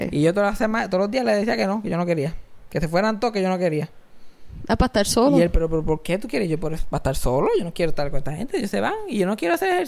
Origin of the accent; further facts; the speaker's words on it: Cabo Rojo, Puerto Rico; Ah, yo soy de Cabo Rojo.